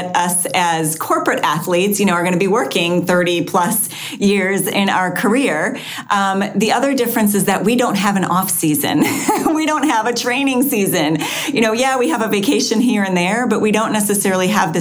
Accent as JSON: {"language": "English", "region": "Wisconsin", "country": "United States", "tie": "born or raised there", "also_born_or_lived": "Florida", "moved": "yes", "said": "I grew up in Wisconsin"}